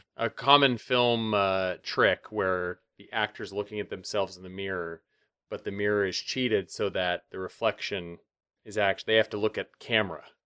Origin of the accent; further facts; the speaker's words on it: Montana, United States; also born or lived in Bozeman, Montana / Helena, Montana; I grew up in Montana, and I lived in Bozeman and in Helena